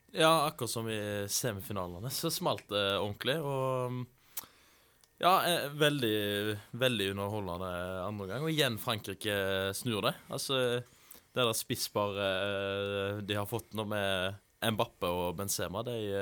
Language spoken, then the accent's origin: Norwegian; Haugesund, Rogaland, Norway; also born or lived in Voss; i Haugesund, der jeg er fra